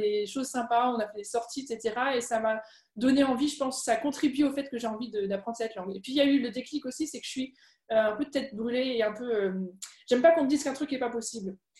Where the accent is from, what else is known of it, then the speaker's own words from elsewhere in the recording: Alsace, Grand Est, France; first language French; moved away as an adult; also born or lived in Germany; now in Paris region, France; j'ai grandi en Alsace